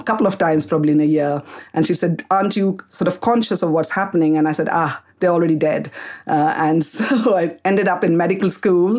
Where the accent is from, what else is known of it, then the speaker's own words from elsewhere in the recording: Kolkata, West Bengal, India; moved away as an adult; also born or lived in Karnataka, India; now in United Kingdom; I was born in India, in Calcutta